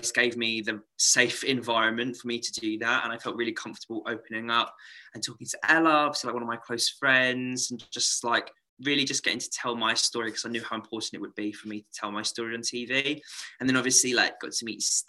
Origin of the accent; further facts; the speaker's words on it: Medway, South East England, United Kingdom; I'm like born and raised in Medway